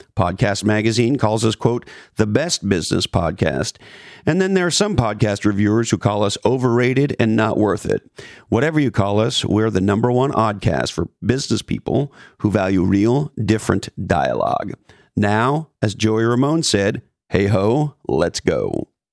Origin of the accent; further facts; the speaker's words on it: Canada; as a Canadian